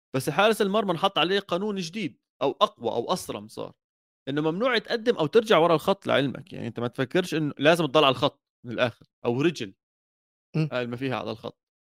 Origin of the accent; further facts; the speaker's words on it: Jordan; انا كاردني